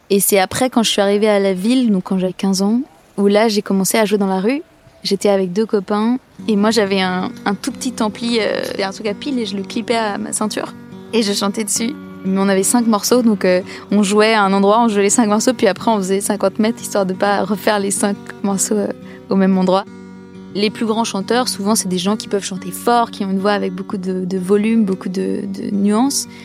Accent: Lacoste, Provence-Alpes-Côte d'Azur, France; also born or lived in Clamart; Moi, je suis née en 1992. Je suis née à Clamart, mais j'ai grandi dans le sud-est de la France, dans un tout petit village dans le Vaucluse qui s'appelle Lacoste.

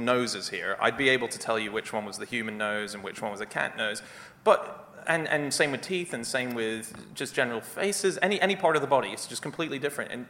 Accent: Australia; I'm from Australia

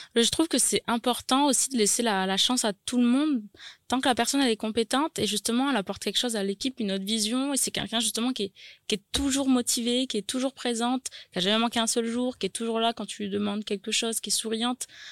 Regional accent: Nouméa, South Province, New Caledonia; née à Nouméa, j'ai grandi à Nouméa

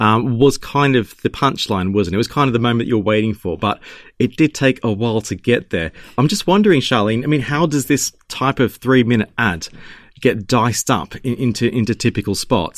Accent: Australia; now in United Kingdom; I'm Aussie

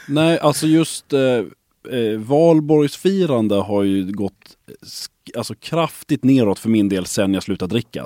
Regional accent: Lund, Skåne, Sweden; moved away as an adult; also born or lived in Stockholm / Gothenburg; jag är uppvuxen i Lund. Jag har så att säga flyttat tillbaka hem igen ja, efter att ha varit borta under väldigt lång tid eh, uppe i Stockholm och i Göteborg

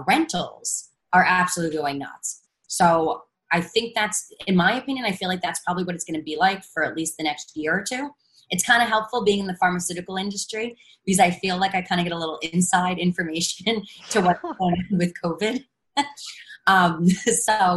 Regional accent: New York, United States; I'm a New Yorker

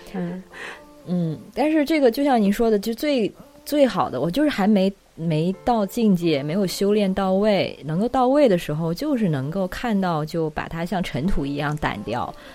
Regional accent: China; moved away as an adult; also born or lived in New Zealand; 我作为中国人的身份

